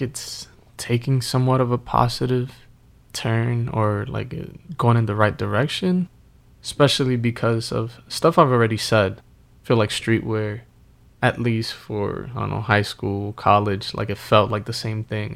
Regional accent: Northeast, United States; growing up in the Northeast

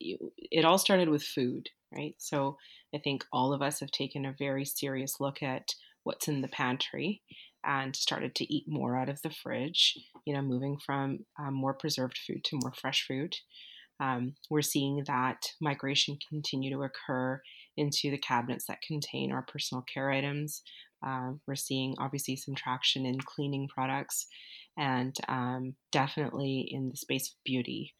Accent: Vancouver, British Columbia, Canada; moved away; also born or lived in Ontario; I grew up in Vancouver

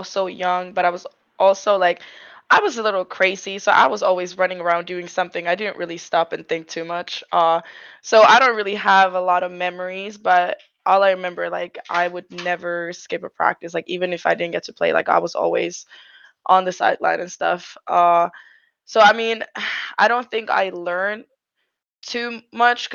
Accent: Finland; I'm from Finland.

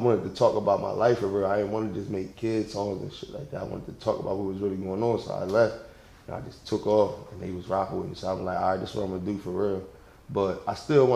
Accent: Salem, New Jersey, United States; I'm from South Jersey

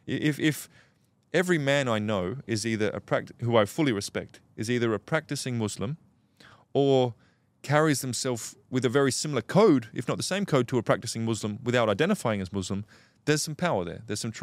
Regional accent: Australia; As an Aussie

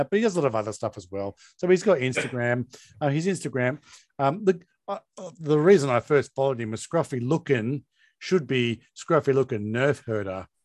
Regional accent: Hobart, Tasmania, Australia; Because no. I grew up in Hobart.

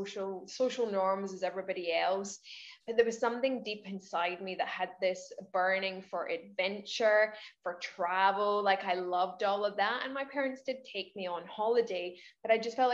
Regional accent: Scotland, United Kingdom; moved away as an adult; now in Queensland, Australia; I'm Scottish, but I live in Queensland, Australia. I've been here for 8 years, originally from Scotland.

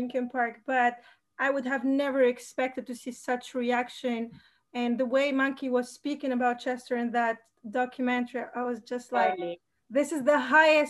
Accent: Tunisia

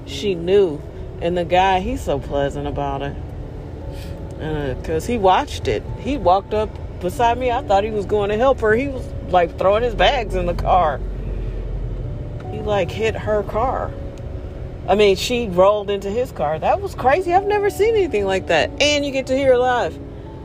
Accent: United States; we were all just Americans

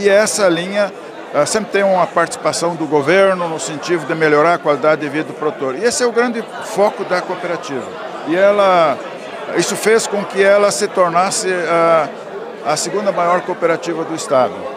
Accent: Candelária, Rio Grande do Sul, Brazil; moved away as an adult; also born or lived in Cerro Branco, Cachoeira do Sul; now in Paraná, Brazil; sou natural de Candelária, morava no, no distrito de, um distrito de Cachoeiro do Sul chamado Cerro Branco

